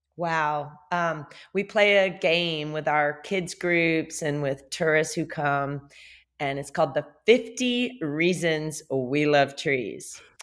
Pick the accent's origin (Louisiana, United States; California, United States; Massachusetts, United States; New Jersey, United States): Louisiana, United States; moved away as an adult; also born or lived in Lafayette, Louisiana; now in Costa Rica; I'm from Louisiana